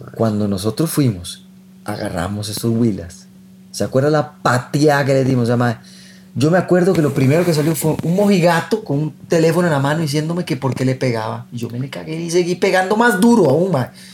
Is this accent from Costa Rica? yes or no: yes; Costa Rica